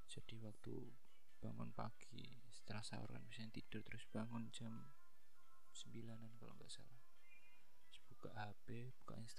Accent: Java, Indonesia; saya kan orang Jawa

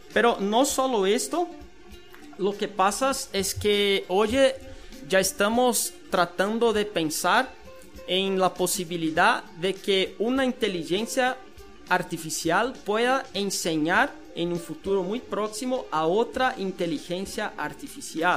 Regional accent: Brazil; now in Guatemala; soy de Brasil

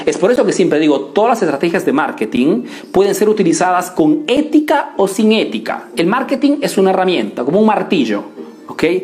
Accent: Italy; Spanish is a second language; yo he crecido aquí en Italia, ¿ok? Eh, vivo en Italia, hago negocios en Italia, pero soy de origen peruana

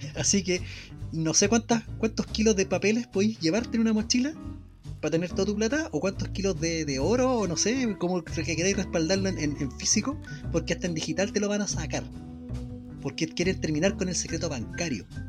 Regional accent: Chile; la gente acá en nuestro país, en Chilito

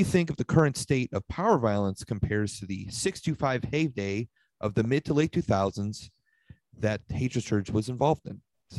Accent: Buffalo, New York, United States; this band … from Buffalo, we're from Buffalo.

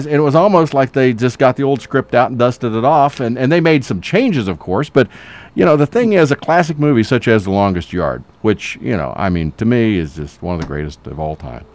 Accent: the South, United States; moved away as an adult; I grew up here and then I left for 27 years, and I came back about 10 years ago, but our mantra is this is where Southern hospitality begins.

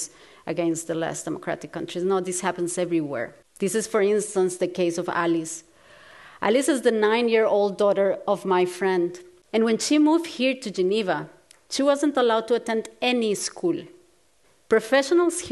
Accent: Costa Rica; I grew up in Costa Rica, a small, beautiful country in Latin America

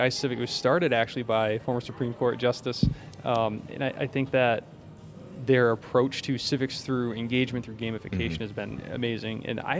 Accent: West Warwick, Rhode Island, United States; So West Warwick, Rhode Island. We're Wizards. I'm from Arctic Hill. So shout out to all the Rhode Island folks in West Warwick.

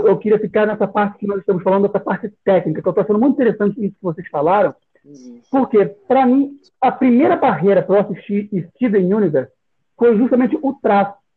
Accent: Rio de Janeiro, Brazil; Eu sou aqui do Rio

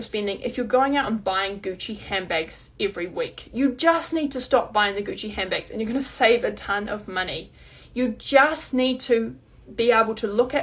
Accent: New Zealand; I'm New Zealander

